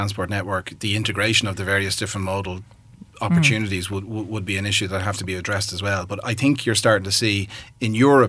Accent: Ireland; as a species generally, but as an Irish population in particular, we are using, you know, ton and a half metal boxes to drive very short distances.

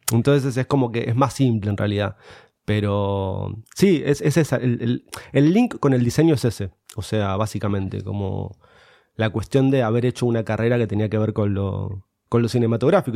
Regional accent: Morón, Buenos Aires Province, Argentina; yo soy de Morón, de, de, la provincia de acá de Buenos Aires, cerquita.

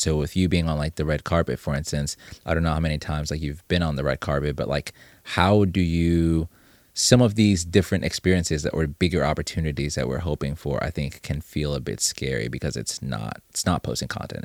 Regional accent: Zimbabwe; moved away; I'm originally from Zimbabwe

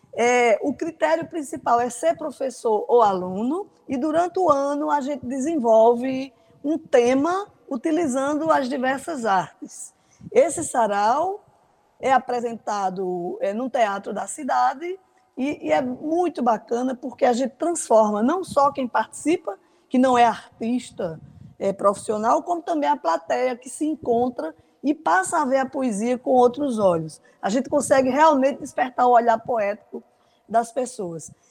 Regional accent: Pocinhos, Paraíba, Brazil; minha infância lá em Pocinhos

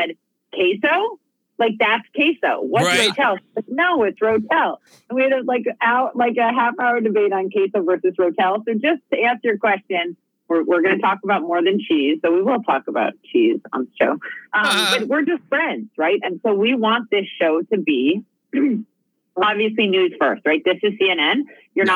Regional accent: Minnesota, United States; moved away as an adult; We are from Minnesota, Alabama, Louisiana.

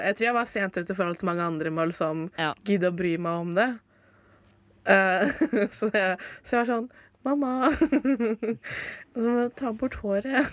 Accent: Fredrikstad area, Østfold, Norway; now in Oslo, Norway; jeg som også er fra Fredrikstad-området

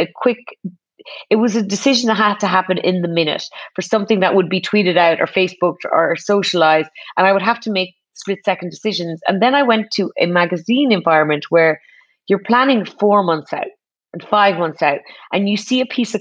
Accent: Ireland; as an Irish person

